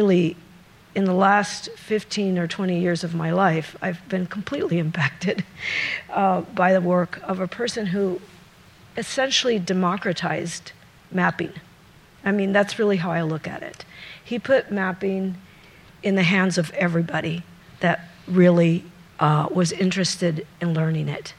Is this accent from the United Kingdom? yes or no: no; San Diego, California, United States; When I was growing up in California, in San Diego, it was infrastructure, it was military